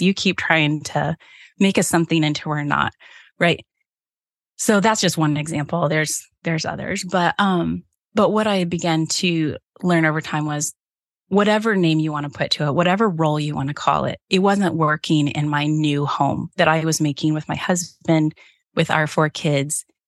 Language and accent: English; Cincinnati, Ohio, United States; now in central Michigan, United States; growing up in Cincinnati